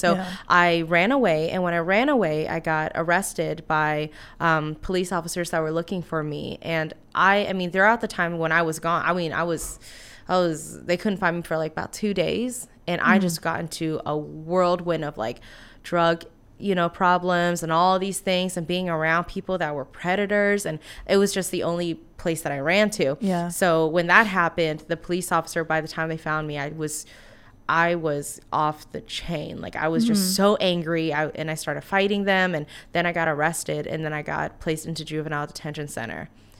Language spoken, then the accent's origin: English; Washington, District of Columbia, United States; now in Savannah, United States; We live in Savannah, but I'm from Washington, D.C. originally.